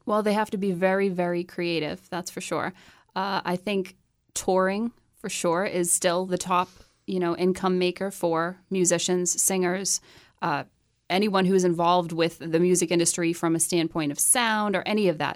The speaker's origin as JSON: {"language": "English", "town": "Chelmsford", "region": "Massachusetts", "country": "United States", "tie": "born or raised there", "moved": "as an adult", "lives_now": "Nashville, United States", "said": "I grew up in Chelmsford, Massachusetts"}